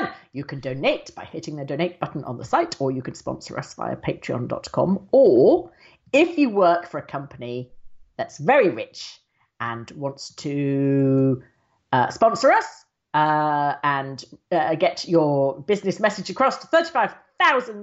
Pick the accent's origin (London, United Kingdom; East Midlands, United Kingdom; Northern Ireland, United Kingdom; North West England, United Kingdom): East Midlands, United Kingdom; Northamptonshire; I come from the Midlands.